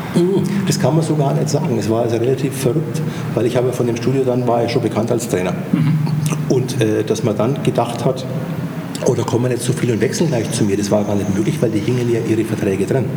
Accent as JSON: {"language": "German", "town": "Eching", "region": "Bavaria", "country": "Germany", "tie": "born or raised there", "moved": "yes", "lives_now": "Schwabach, Germany", "said": "ich bin in Eching aufgewachsen, groß geworden. Das ist ein äh, kleiner Vorort von München, Ecke Freising, München"}